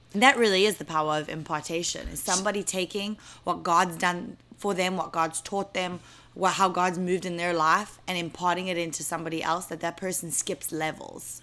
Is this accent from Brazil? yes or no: no; South Africa; moved away as an adult; now in New York, United States; I'll be going back to South Africa